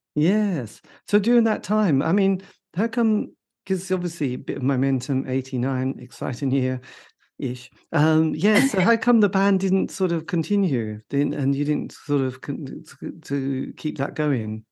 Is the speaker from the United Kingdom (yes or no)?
yes; borders of Norfolk and Suffolk, East of England, United Kingdom; grew up, you know, on the borders of Norfolk and Suffolk